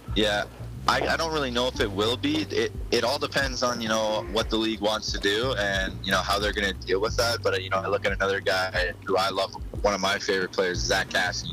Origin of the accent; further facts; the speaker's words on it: Olds, Alberta, Canada; I went back to Olds, which is you know a small town where I grew up